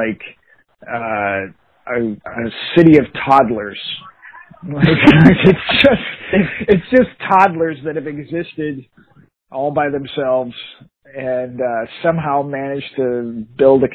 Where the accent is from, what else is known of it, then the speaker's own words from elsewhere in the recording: Eagan, Minnesota, United States; we grew up in Egan